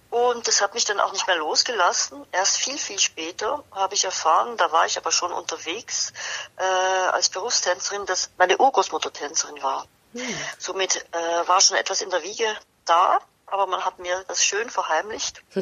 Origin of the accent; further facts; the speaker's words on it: Basel, Basel-Stadt, Switzerland; was ich eigentlich sehr mochte und auch äh, in meiner Heimatstadt Basel mein Abitur gemacht habe.